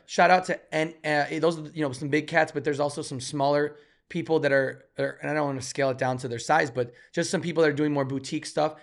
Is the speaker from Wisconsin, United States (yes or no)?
no; Chicago, Illinois, United States; we're both from Chicago